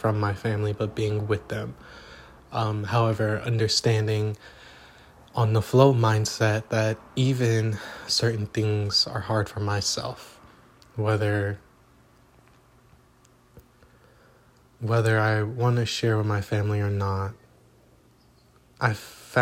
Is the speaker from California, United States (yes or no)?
yes; Los Angeles, California, United States; moved away; I am reporting from Los Angeles, California